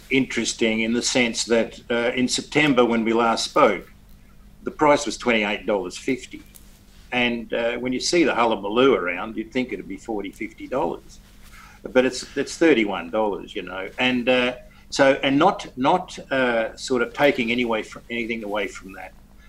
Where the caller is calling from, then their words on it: Perth, Western Australia, Australia; From Perth, at my house. We're all isolated in Perth, like everybody else.